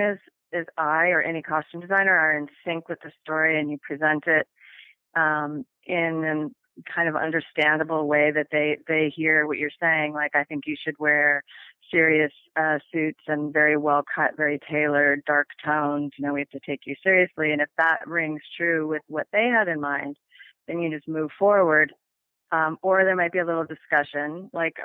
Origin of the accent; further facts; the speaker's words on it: Minneapolis, Minnesota, United States; moved away; I was from Minneapolis and I grew up with hockey